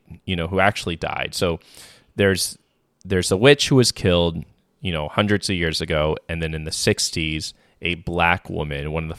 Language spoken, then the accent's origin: English; Tacoma, Washington, United States; I'm from the fucking suburbs. I was valedictorian. I'm from Tacoma, Washington